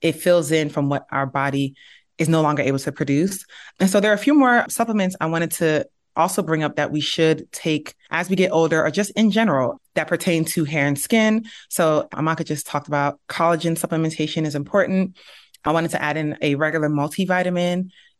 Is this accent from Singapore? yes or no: no; Nigeria; We're from Nigeria and we're from the Igbo tribe